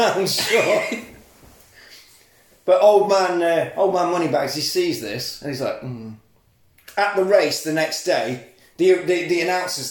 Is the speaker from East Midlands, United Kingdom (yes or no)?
no; Coventry, West Midlands, United Kingdom; moved away; I'm from Coventry